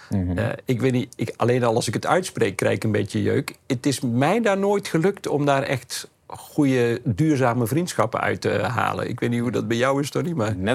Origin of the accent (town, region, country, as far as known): Groningen, Netherlands; now in Amsterdam, Netherlands